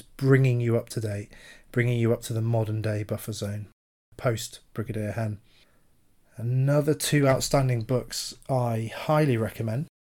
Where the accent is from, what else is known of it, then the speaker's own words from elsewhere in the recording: United Kingdom; as a Brit, uh, especially a military veteran